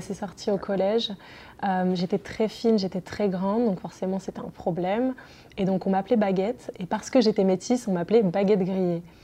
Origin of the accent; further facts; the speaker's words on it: southern France, France; ils sont venus s'installer dans le sud de la France où je suis née